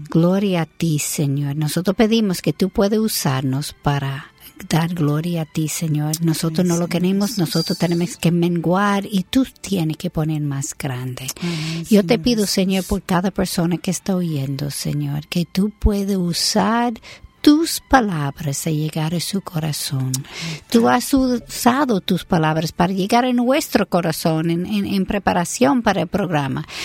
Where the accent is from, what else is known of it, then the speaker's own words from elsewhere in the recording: United States; Spanish is a second language; Yo soy americana